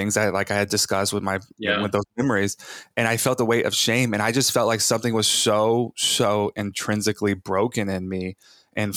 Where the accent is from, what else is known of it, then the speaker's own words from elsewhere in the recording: Bible Belt of Texas, United States; I was born in the Bible Belt of Texas, raised like charismatic Christian, evangelical Christian